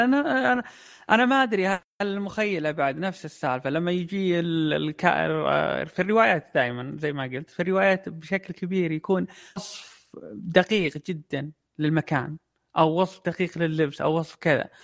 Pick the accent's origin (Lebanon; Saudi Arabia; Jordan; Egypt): Saudi Arabia; عندنا في السعودية